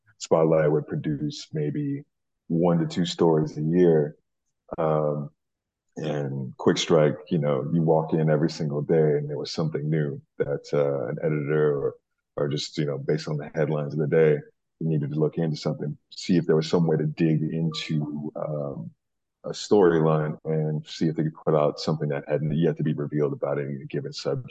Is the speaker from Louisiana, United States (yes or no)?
yes; Louisiana, United States; Well, yeah, I lost my accent a long time ago, but I have a special place in my heart for Newark and New Jersey in general, man.